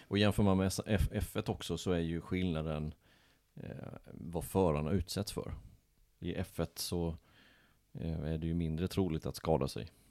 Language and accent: Swedish; Småland, Sweden; moved away; Jag kommer ju från Småland, där har vi vecka sju